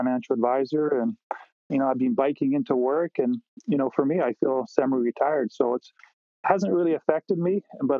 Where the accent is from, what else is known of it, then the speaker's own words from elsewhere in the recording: Nanaimo, British Columbia, Canada; I grew up in Nanaimo.